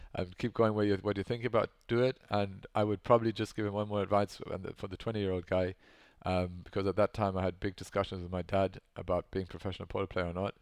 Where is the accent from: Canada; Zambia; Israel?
Zambia; Lusaka, Lusaka Province; moved away; I grew up in Africa, so not here